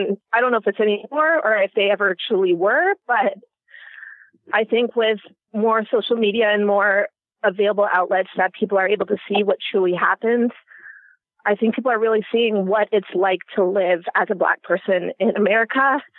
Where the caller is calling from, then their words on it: Canada; First of all, I'm calling from Canada